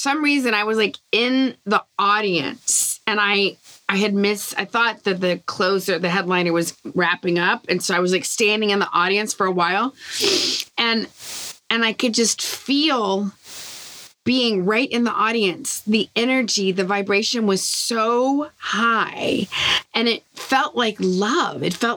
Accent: the South, United States; growing up in the South

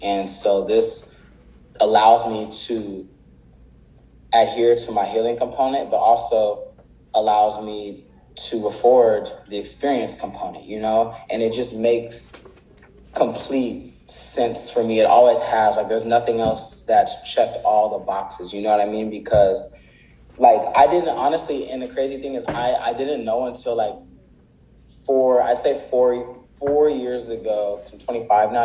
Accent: Palmdale, California, United States; also born or lived in Inglewood, California / South Central, Los Angeles; Then that's when we moved to Palmdale to get away from that environment

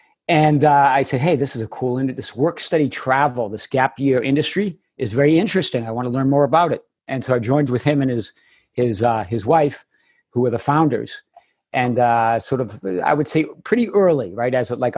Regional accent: Chelmsford, Massachusetts, United States; accent: Boston; moved away; I grew up in the Boston area, just north of Boston, and that will come out. You'll hear the accent occasionally. North of Boston in Merrimack Valley area, and in a little town called Chelmsford.

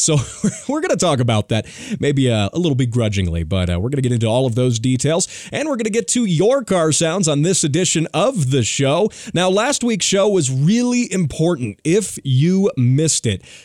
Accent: United States; as an American

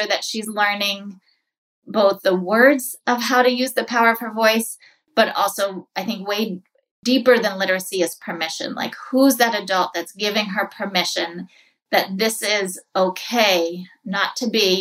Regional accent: New England, United States; moved away as an adult; also born or lived in New York City; I grew up in New England

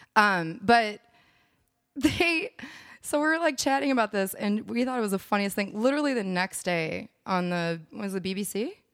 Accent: Minneapolis, Minnesota, United States; moved away as an adult; also born or lived in San Francisco; now in Austin, United States; growing up in Minneapolis

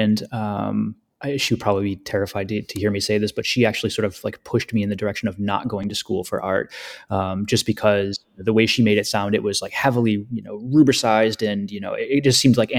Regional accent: Western upstate New York, United States; also born or lived in Finger Lakes region, New York; I grew up in Western upstate New York, and I currently live in the Finger Lakes region

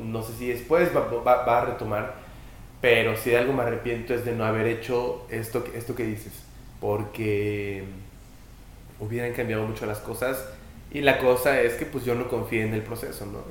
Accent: Puebla, Mexico; yo soy de Puebla

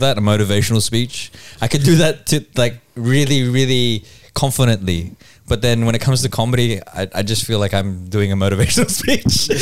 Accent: Philippines; now in Australia; there's being Filipino

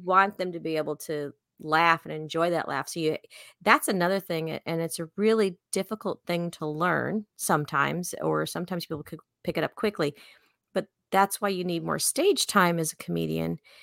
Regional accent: Chicago, Illinois, United States; I'm from Chicago, so I just talk really fast

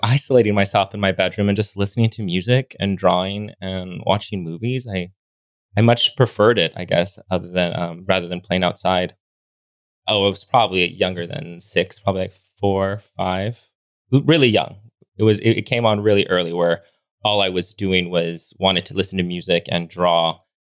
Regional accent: Los Angeles, California, United States; moved away as an adult; now in Palm Springs, United States; I grew up in Los Angeles, born and raised.

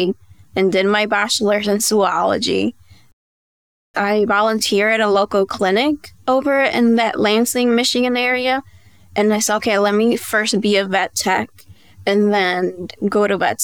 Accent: Dominican Republic; moved away as an adult; now in United States; my parents are Dominican, and I was raised in the Dominican Republic, and I was there until I was 18, and then I moved back here to the States

